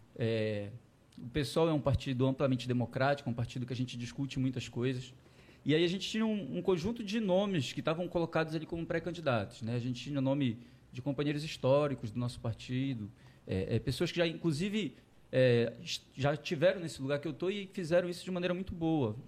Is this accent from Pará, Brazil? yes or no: yes; Belém, Pará, Brazil; De Belém, tá. de Belém. Nascido e criado na Marambaia, ali perto do canal Água Cristal.